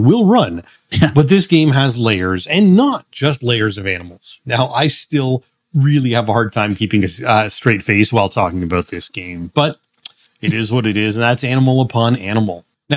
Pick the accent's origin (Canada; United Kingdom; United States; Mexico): Canada; being Canadian